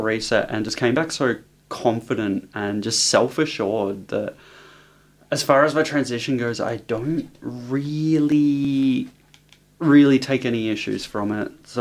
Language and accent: English; Sunbury, Victoria, Australia; moved away as an adult; now in Brisbane, Australia; Home's Melbourne. So, I love Melbourne. I'm from Melbourne. I'm a Sunbury girl